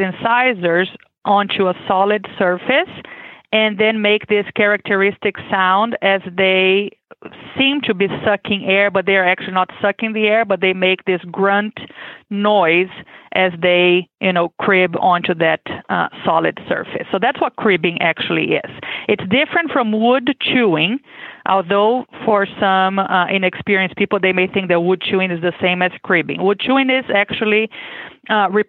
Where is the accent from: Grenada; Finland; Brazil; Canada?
Brazil; English is a second language; moved away as an adult; now in Kentucky, United States; I am originally from Brazil, as you can expect with my accent. I was born and raised there.